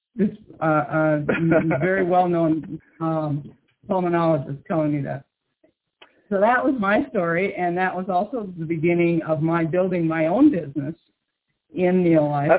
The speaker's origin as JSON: {"language": "English", "region": "Midwest", "country": "United States", "tie": "born or raised there", "said": "I grew up in the Midwest on a farm"}